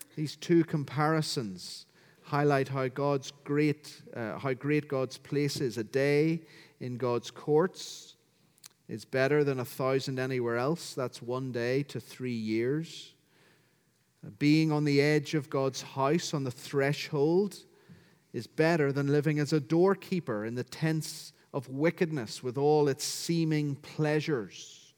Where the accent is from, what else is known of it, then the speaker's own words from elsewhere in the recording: County Down, Northern Ireland, United Kingdom; as you can hear from my accent, I'm from County Down, Northern Ireland